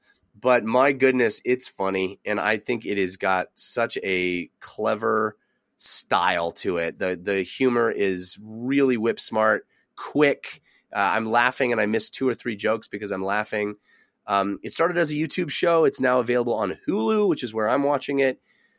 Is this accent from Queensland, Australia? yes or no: yes; Brisbane, Queensland, Australia; which is made in my hometown of Brisbane, Australia.